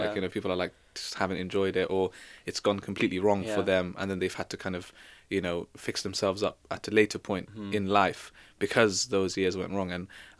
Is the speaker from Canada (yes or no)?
no; Exeter, South West England, United Kingdom; born there; I mean, I was born in Exeter, right? So I know, like, it's completely different.